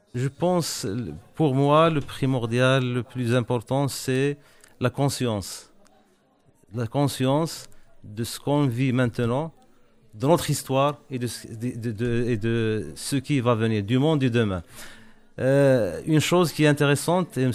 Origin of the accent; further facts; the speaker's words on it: Morocco; je suis marocain, je travaille au, Maroc